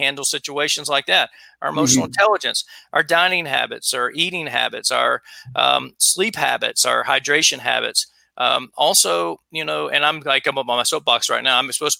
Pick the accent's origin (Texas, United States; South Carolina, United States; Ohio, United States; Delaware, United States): South Carolina, United States; And by the way, I'm married a New Yorker and I'm from South Carolina.